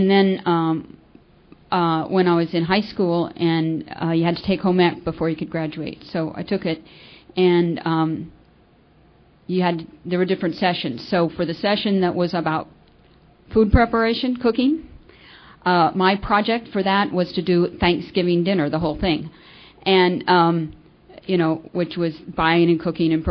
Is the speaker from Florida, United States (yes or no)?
yes; Florida, United States; also born or lived in California; I was born in California, and when I was 11, we moved to Florida, and so I grew up there